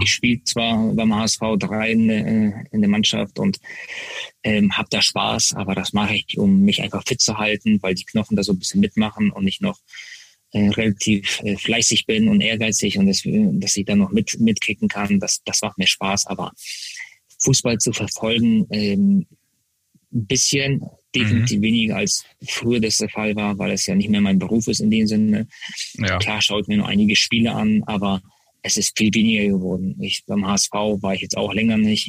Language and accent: German; Hamburg, Germany; Hamburg, äh, da bin ich Profi geworden, da bin ich Nationalspieler geworden. Äh, das ist meine Heimat. Äh, hier wohne ich